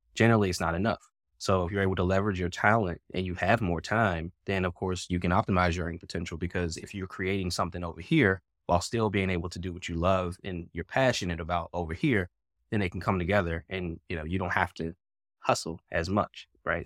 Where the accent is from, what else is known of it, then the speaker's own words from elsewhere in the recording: Pittsburgh, Pennsylvania, United States; moved away as an adult; also born or lived in Virginia / Washington, D.C.; moved away from my hometown of Pittsburgh, Pennsylvania.